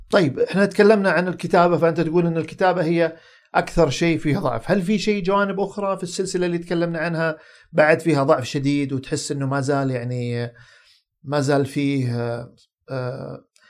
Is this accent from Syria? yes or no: no; Saudi Arabia; عندنا في السعوديه